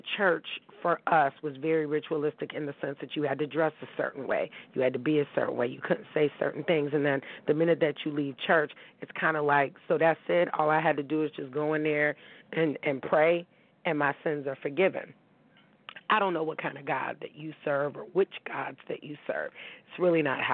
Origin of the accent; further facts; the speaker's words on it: Pittsburgh, Pennsylvania, United States; moved away; also born or lived in Tampa, Florida; we grew up in Shiloh Community Baptist Church in Pittsburgh, Pennsylvania